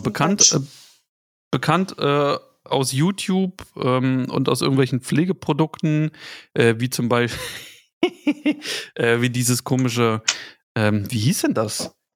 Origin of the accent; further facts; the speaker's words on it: the East, eastern Germany, Germany; Ich komme halt aus dem Osten. Wir haben halt irgendwie im Dorf